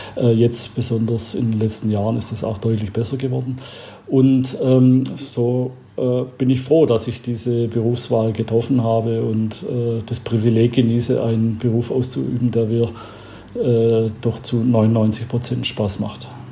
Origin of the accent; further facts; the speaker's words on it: Albstadt, Baden-Württemberg, Germany; in meiner Heimat äh, in Albstadt, wo ich herkomme, von der Schwäbischen Alb. Äh, da war ich ein kleiner Bub